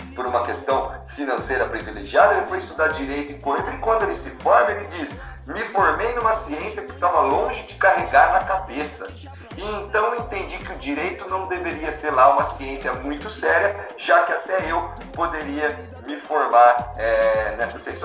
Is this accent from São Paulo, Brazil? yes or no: yes; Matão, São Paulo, Brazil; accent: caipira; moved away; also born or lived in São Carlos; eu nasci em Matão, né? É, numa, na famosa Coab